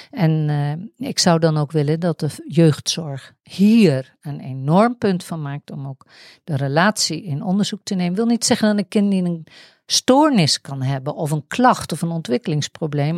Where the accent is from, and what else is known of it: Netherlands